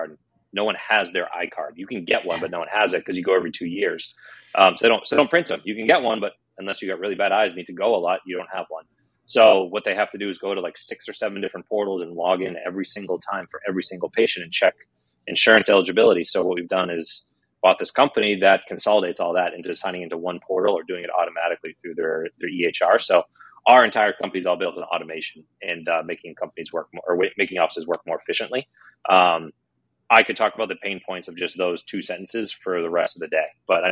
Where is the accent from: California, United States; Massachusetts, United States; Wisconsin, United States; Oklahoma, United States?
Massachusetts, United States; Boston; I'm from Boston